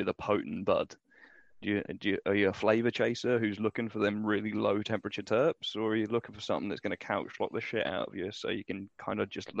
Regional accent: United Kingdom; we're British, man. We're mild.

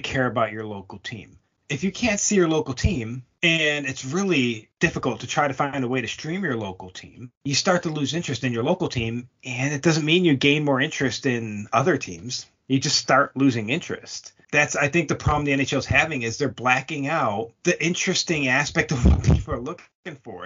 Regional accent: Buffalo, New York, United States; moved away; I am from Buffalo, but I'm from Buffalo

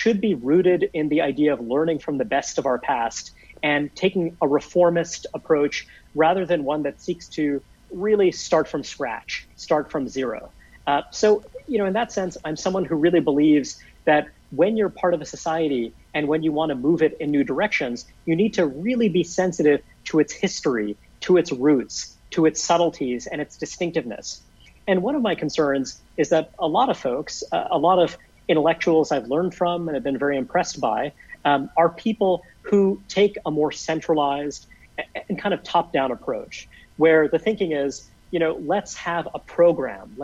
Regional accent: New York City, New York, United States; I grew up in Brooklyn, New York

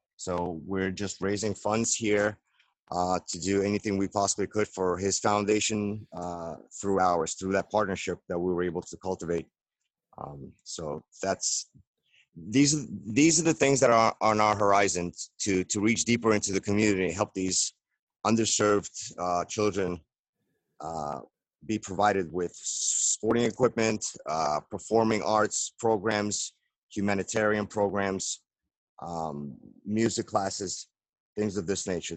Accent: New York City, New York, United States; we were raised in Brooklyn. So, we call ourselves Brooklynites

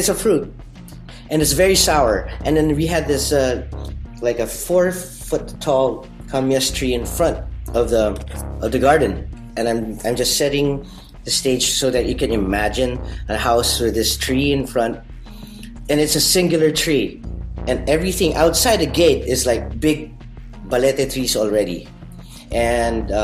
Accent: Parañaque, Metro Manila, Philippines; moved away as an adult; now in Denmark; I grew up in Manila, in Parañaque City, and then 6 years ago I moved to Denmark

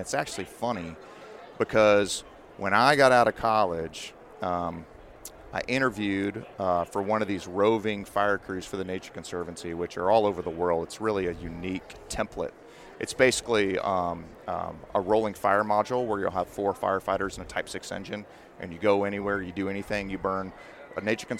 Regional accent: Texas, United States; So originally I'm from Texas. I went to wildlife school at Stephen F. Austin. I got my master's at Texas A&M Commerce.

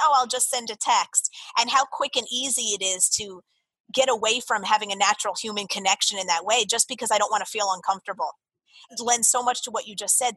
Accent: Jersey Shore, New Jersey, United States; moved away as an adult; also born or lived in Florida; growing up on the Jersey Shore and then going to college down in Florida

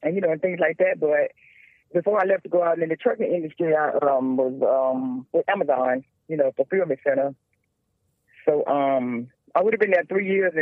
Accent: Charlotte, North Carolina, United States; born and raised in Charlotte, North Carolina

